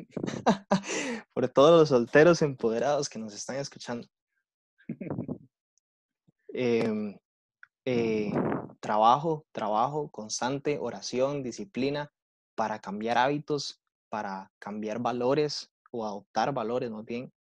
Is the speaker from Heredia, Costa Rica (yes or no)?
yes; Heredia, Costa Rica; Yo que crecí en Heredia